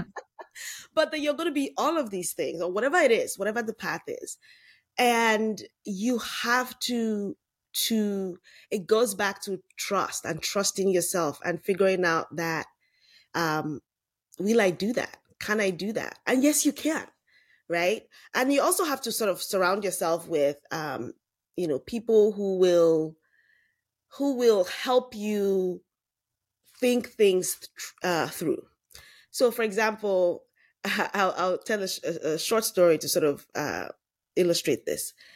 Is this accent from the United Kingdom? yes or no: no; Lagos, Nigeria; moved away as an adult; now in United States; I grew up in Lagos, Nigeria